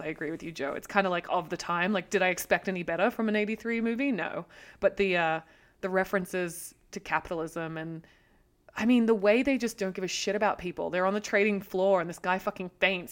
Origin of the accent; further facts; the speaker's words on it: Australia; now in United States; being Australian and coming into America, obviously coming from a country that has a deeply racist background also